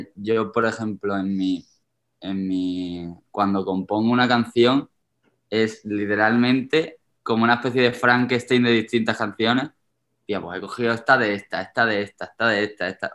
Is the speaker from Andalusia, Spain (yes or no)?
yes; Seville, Andalusia, Spain; now in Madrid, Spain; de Caravana somos tres sevillanos que somos amigos de toda la vida. Desde los tres años nos conocemos